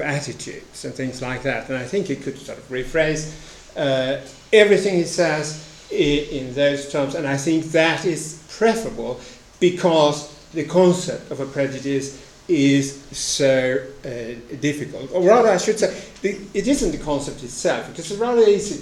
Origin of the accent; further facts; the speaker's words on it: Sweden; In Sweden, my home country